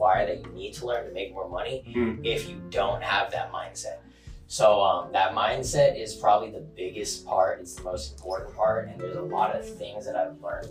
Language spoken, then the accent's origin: English; Carlsbad, California, United States; Born and raised in Carlsbad, California